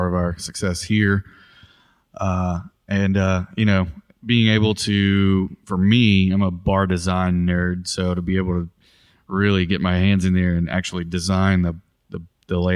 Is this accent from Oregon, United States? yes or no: no; Bayou La Batre, Alabama, United States; now in Mobile, United States; I grew up in the south part of Mobile County, Irvington, Bile Battery area